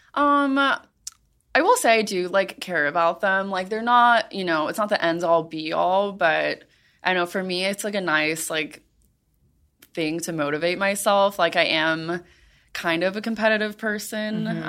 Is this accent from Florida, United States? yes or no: yes; Miami, Florida, United States; I grew up in Miami